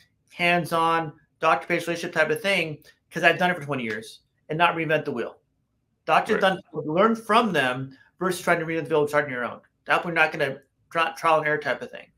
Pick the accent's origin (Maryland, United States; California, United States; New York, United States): California, United States; Los Angeles; I grew up in West LA, West Los Angeles, many, many moons ago.